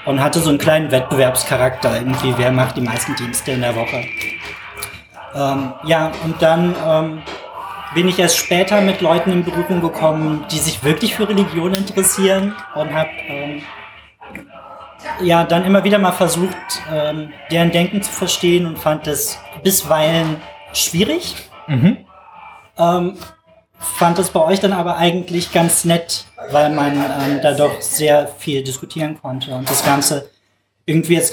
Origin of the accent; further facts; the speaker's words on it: Rhineland, Germany; Ich muss allerdings dazu sagen, ähm, eigentlich bin ich Rheinländer und äh, darum ganz harmlos.